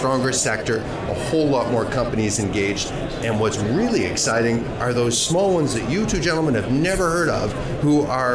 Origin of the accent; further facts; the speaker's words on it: Halifax, Nova Scotia, Canada; moved away; also born or lived in Ottawa; I was born in Halifax, and I had two ex-Navy officers as parents